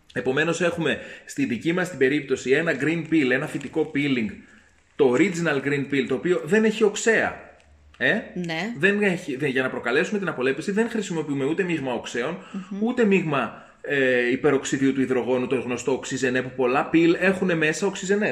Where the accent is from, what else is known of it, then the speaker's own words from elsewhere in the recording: Greece; ήμουν περήφανο που είμαι Έλληνα